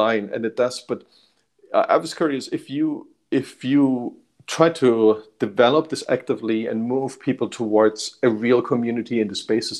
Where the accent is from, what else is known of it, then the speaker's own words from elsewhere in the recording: Germany; now in Bay Area, United States; I grew up in Germany